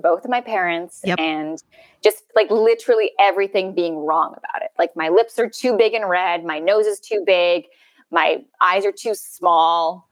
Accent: Canada

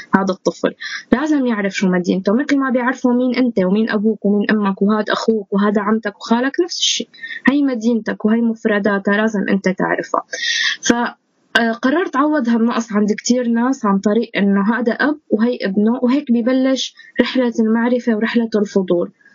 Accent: Syria; moved away; وضعنا نحن كسوريين انتمائنا لسوريتنا

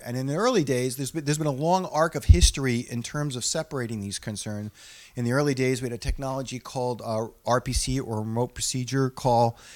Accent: New England, United States; I'm from New England

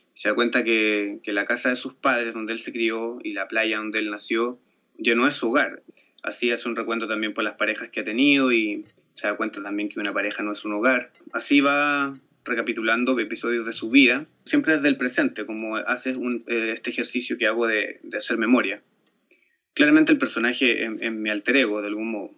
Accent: Chile; yo me crié con, con MTV ya, con toda la, toda la influencia norteamericana que llegó a Chile

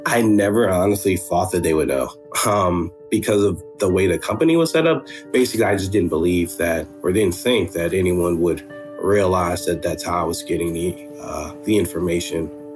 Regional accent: Florida, United States; moved away as an adult; also born or lived in Georgia; now in Atlanta, United States; I'm originally from Florida, and um, I was doing high school in Georgia, then moved back to Florida, finished high school there

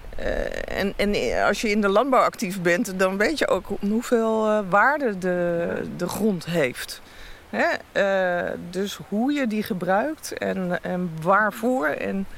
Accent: Heemstede, North Holland, Netherlands; also born or lived in Amsterdam; now in Friesland, Netherlands; Ik ben in Amsterdam geboren en opgegroeid in Heemstede bij Haarlem

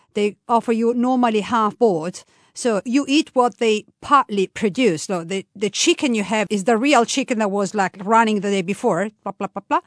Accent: Tuscany, Italy; now in Umbria, Italy; I was born in Tuscany, from a half Tuscanian, half, uh, Roman family

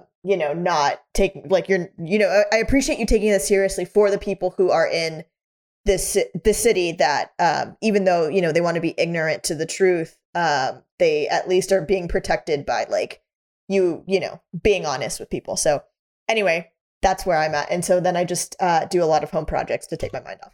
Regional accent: Texas, United States; moved away as an adult; I'm from a really small town in Texas

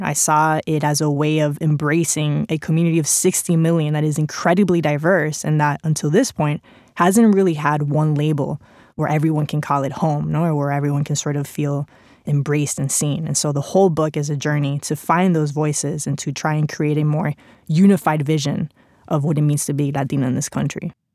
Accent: Spain; English is a second language; moved away; English is not my first language. I grew up with a Mexican dad, Cuban mom, spent pretty much my entire childhood in Spain

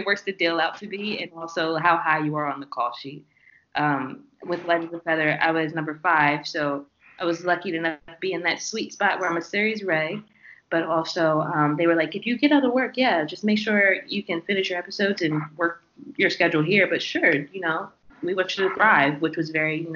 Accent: Seaford, Delaware, United States; also born or lived in Rehoboth Beach, Delaware / Atlanta, Georgia; now in Los Angeles, United States; I'm from Seaford, Delaware.

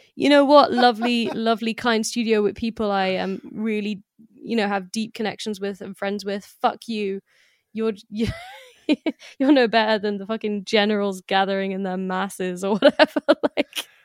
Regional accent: London, United Kingdom; also born or lived in France; as a Londoner

